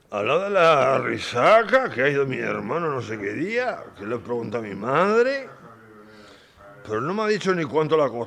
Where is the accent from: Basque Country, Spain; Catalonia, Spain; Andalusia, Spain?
Basque Country, Spain; soy de Vizcaya